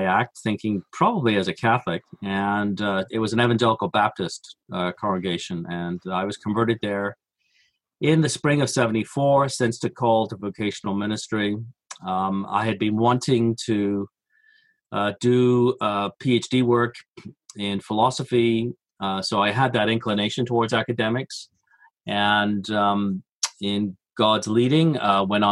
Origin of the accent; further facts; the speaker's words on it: Coventry, West Midlands, United Kingdom; moved away; also born or lived in Birmingham; I grew up in England. I was born there in the Midlands, Birmingham, and then grew up in Coventry